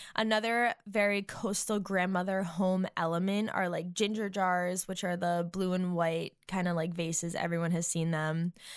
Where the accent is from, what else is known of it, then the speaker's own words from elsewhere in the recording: Massachusetts, United States; now in Nashville, United States; as a New Englander, because I'm from Massachusetts, but I am now living in Nashville